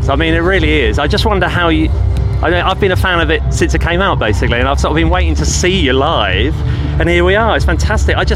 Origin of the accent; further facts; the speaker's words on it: Stowmarket, East of England, United Kingdom; I'm originally from Stowmarket and Kim's from Botesdale, but we've been there since college, so I guess it oh, is kind of our hometown, isn't it?